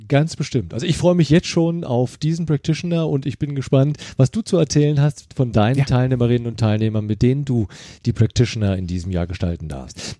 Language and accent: German; Germany; ich komme ja aus der Eifel